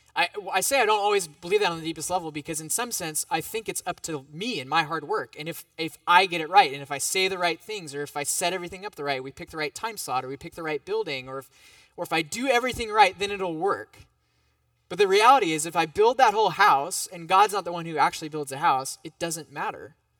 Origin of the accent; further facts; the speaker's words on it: United States; as an American